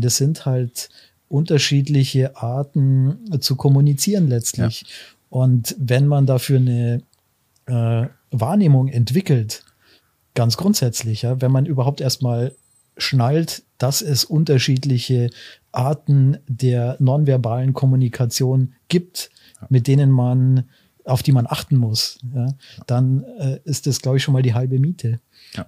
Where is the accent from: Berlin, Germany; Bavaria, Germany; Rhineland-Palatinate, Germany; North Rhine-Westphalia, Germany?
Bavaria, Germany; Augsburg; also born or lived in Bamberg / Munich / Washington, D.C.; ich bin seit ich drei bin dann in Augsburg äh, gewesen